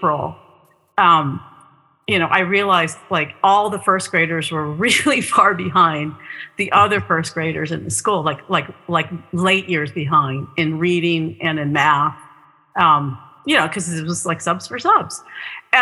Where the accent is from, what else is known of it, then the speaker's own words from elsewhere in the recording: Southern California, United States; I'm from Southern California